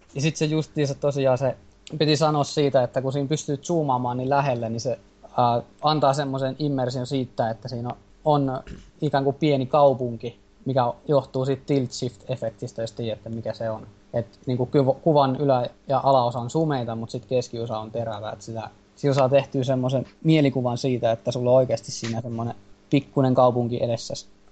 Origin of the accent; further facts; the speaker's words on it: Jyväskylä, Central Finland, Finland; mä oon Jyväskylästä